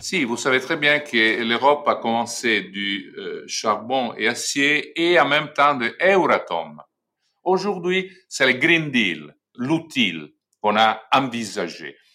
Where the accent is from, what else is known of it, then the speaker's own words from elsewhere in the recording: Italy; chez nous en Italie